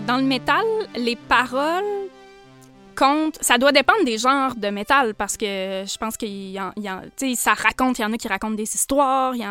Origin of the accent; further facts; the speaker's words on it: Portneuf-sur-Mer, Quebec, Canada; Je viens de la Côte-Nord